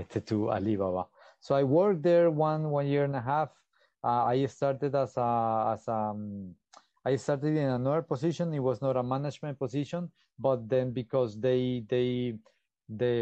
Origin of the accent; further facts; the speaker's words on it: Colombia; moved away as an adult; now in China; I am from Colombia and I've been here in China since 2009